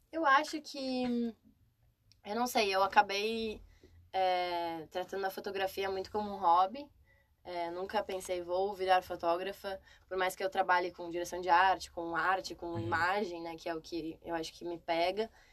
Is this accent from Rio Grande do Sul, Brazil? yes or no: yes; Rio Grande do Sul, Brazil; moved away as an adult; now in São Paulo, Brazil; sou gaúcha morando em São Paulo